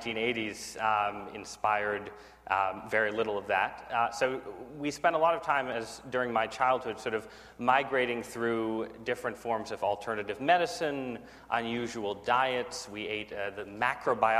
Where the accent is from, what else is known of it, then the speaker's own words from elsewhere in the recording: southern Connecticut, United States; also born or lived in San Francisco / Washington; I grew up in southern Connecticut